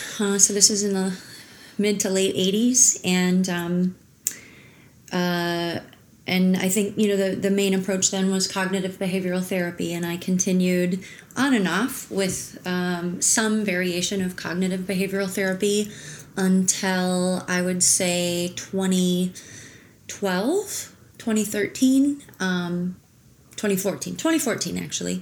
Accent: Minnesota, United States; moved away as an adult; also born or lived in New York / Barcelona / Jackson Hole; I was born in Minnesota and grew up in Minnesota

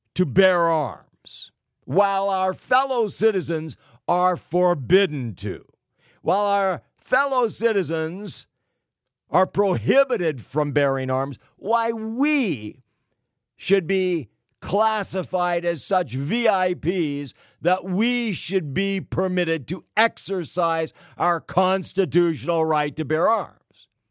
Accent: California, United States; California. the Golden State, my home state

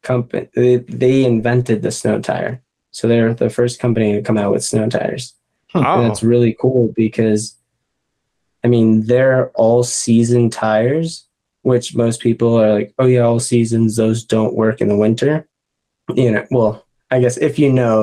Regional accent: Boston, Massachusetts, United States; moved away; I'm from Boston originally.

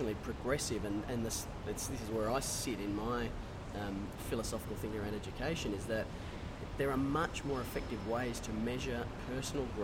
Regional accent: Australia; I'm out here from Oz

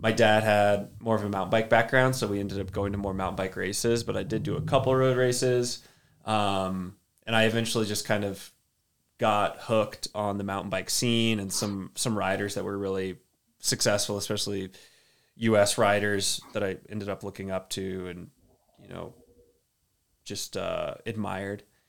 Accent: Austin, Texas, United States; now in Durango, United States; I'm from Austin, Texas originally. Well, little, little town outside of Austin

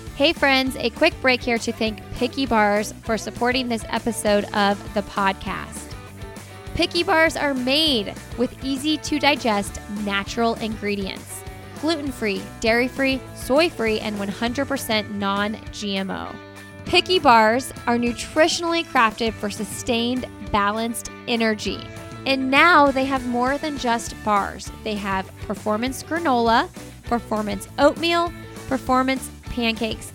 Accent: Indianapolis, Indiana, United States; we are from Indianapolis and it's flat as a pancake here

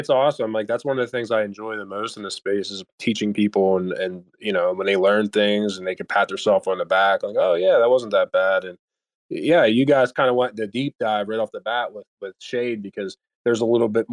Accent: United States; being an American

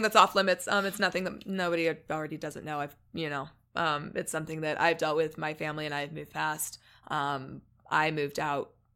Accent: Evansville, Indiana, United States; moved away; also born or lived in Missouri; I grew up, um, in Missouri and Indiana

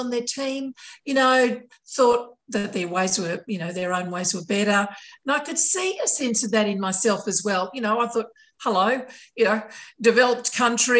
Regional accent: Sydney, New South Wales, Australia; My area of Sydney, largely white, very monocultural, very conservative

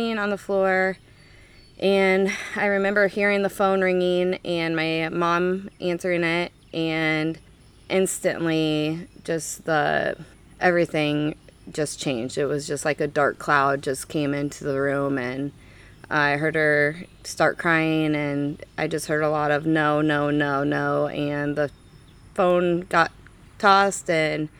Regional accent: Ottumwa, Iowa, United States; also born or lived in Albia, Iowa / Kirksville; I'm from Ottumwa, born and raised

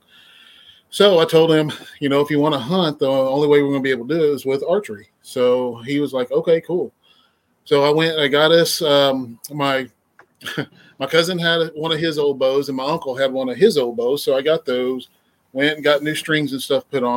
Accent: Mustang, Oklahoma, United States; I'm from Mustang, Oklahoma. Been out here the majority of my life.

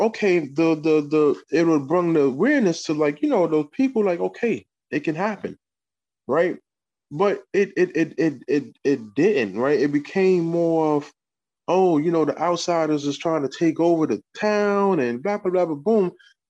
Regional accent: New York City, New York, United States; now in Kingston, United States; I'm from Harlem. Been up here in Kingston 22 years or whatever.

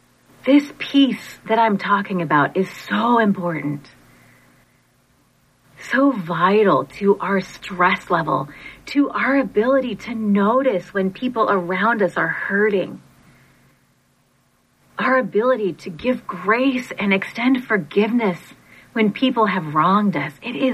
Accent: Monterey, California, United States; also born or lived in Portland, Oregon; So when I was 5, we moved from Portland, Oregon, my family, from Portland, Oregon to Monterey, California.

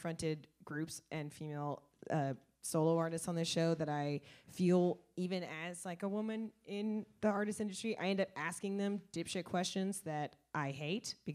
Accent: Midwest, United States; moved away; I feel like I'm from the Midwest. I miss the snow

